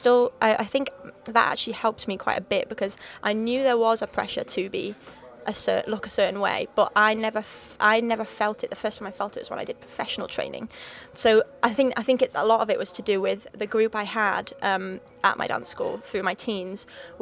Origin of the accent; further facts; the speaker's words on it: Wales, United Kingdom; accent: Liverpool; So I grew up in North Wales. Right on the border. Literally the closest city to me is actually England. So I'm Welsh, but not Welsh. I don't sound Welsh, I sound more Liverpool.